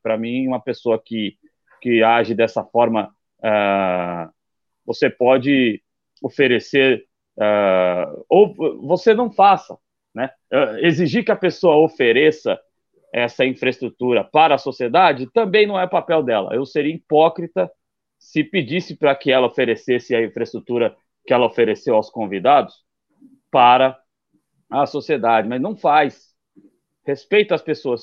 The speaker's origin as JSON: {"language": "Portuguese", "country": "Brazil", "said": "como brasileiros"}